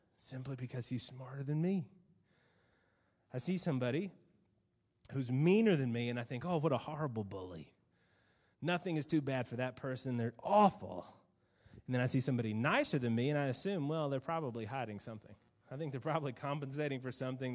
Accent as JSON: {"language": "English", "country": "United States", "said": "being an American"}